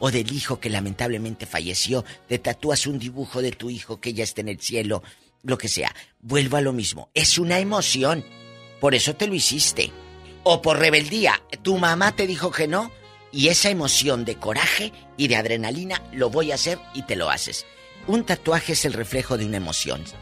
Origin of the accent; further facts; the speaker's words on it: Matamoros, Tamaulipas, Mexico; mandaba las cartas a la radiodifusora en Matamoros, Tamaulipas, mi tierra, y luego ya las leía el locutor.